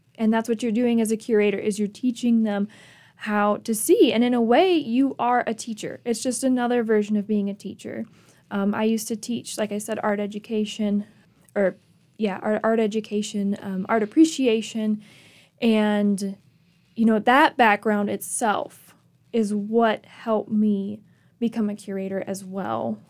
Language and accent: English; Michigan, United States; moved away as an adult; also born or lived in Grayson, Kentucky / Clemson, South Carolina; I'm from Michigan, I spent my summers in Kentucky with my family.